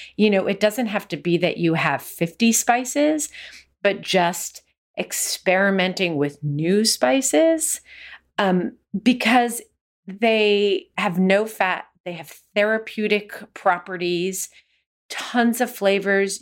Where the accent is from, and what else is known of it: United States; born or raised there